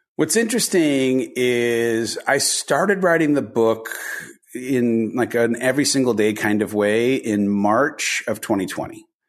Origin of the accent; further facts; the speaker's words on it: Southern California, United States; I grew up in Southern California, oldest of four kids